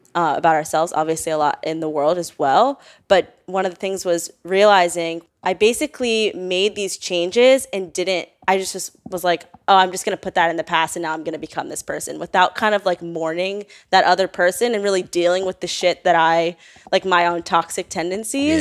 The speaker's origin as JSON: {"language": "English", "region": "Northern Virginia", "country": "United States", "tie": "born or raised there", "said": "I grew up in Northern Virginia"}